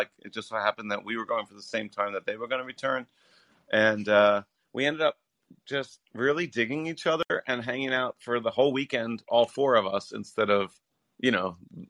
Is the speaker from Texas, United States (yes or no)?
no; New York, United States; also born or lived in Israel / Japan; now in Bali, Indonesia; I'm American. I'm originally from New York.